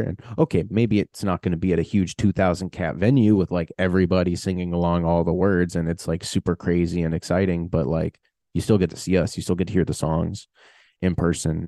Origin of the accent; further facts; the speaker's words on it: United States; being American